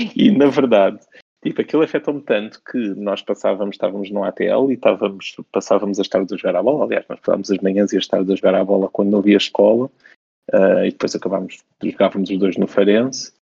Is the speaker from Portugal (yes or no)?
yes; Faro, Algarve, Portugal; eu cresci num sítio, eu sou de Faro